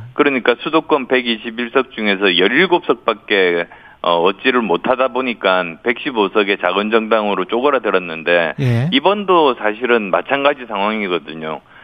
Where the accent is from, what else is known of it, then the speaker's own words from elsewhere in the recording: Busan, South Korea; moved away; also born or lived in Yeongju, North Gyeongsang; 제가 경북 영주가 뿌리거든요. 예. 어, 그리고 부산이 고향이어서